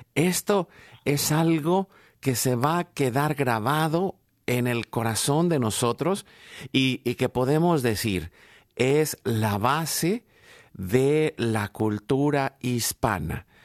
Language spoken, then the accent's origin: Spanish; Mexico; yo soy mexicano